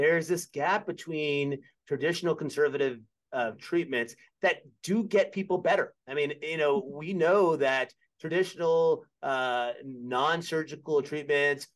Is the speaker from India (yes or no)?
no; Birmingham, Alabama, United States; moved away as an adult; also born or lived in Philadelphia, Pennsylvania; now in Virginia, United States; I grew up in Birmingham, Alabama, big Alabama fan